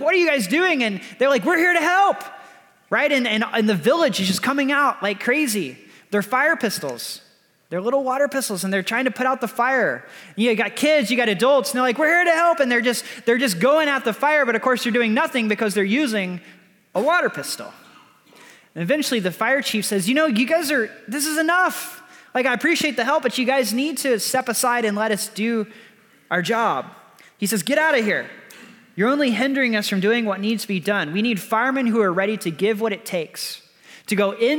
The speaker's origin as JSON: {"language": "English", "region": "Texas", "country": "United States", "said": "I'm from Texas."}